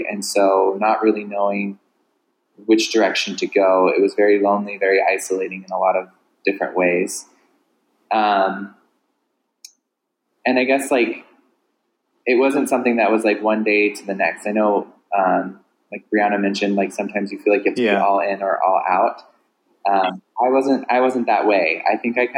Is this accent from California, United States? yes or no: yes; Southern California, United States; I grew up in Southern California